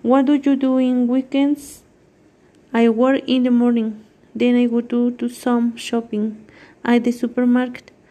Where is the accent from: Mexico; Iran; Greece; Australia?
Mexico; Mexico City; English is a second language; I am from Mexico City. How is your city? It is very tourist place, has several monuments.